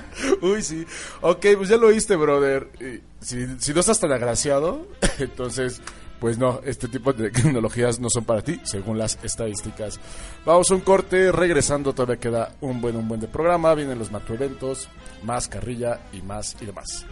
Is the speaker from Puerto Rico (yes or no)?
no; Mexico; así somos los mexicanos.